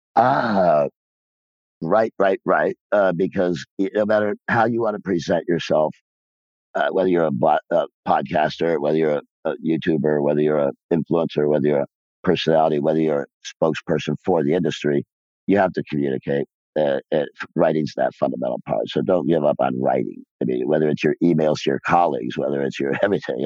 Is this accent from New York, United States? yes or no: no; Rensselaer, Indiana, United States; moved away; I'm still a small town boy from Rensselaer, Indiana, who grew up with three stoplights in his hometown